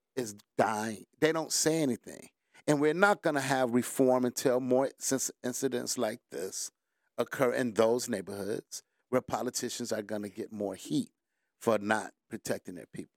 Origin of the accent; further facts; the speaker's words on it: Detroit, Michigan, United States; Born and raised in Detroit